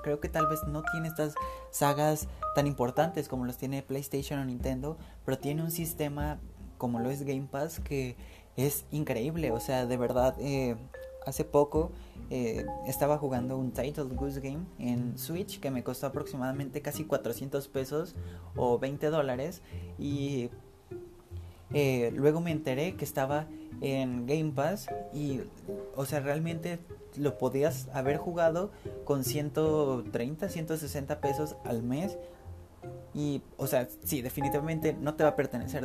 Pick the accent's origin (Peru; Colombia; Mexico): Mexico; siendo mexicano